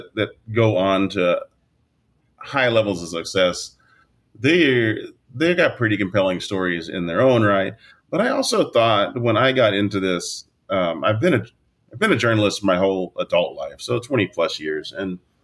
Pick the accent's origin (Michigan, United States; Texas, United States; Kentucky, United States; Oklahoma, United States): Oklahoma, United States; I am from Oklahoma